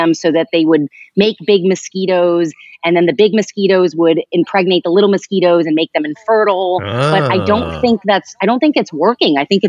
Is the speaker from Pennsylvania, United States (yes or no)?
yes; East Stroudsburg, Pennsylvania, United States; born there; So I was born in East Stroudsburg, Pennsylvania.